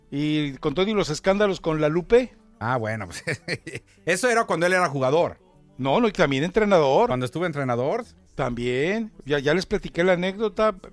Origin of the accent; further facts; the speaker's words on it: Guadalajara, Jalisco, Mexico; yo soy provinciano, yo vengo llegando de Guadalajara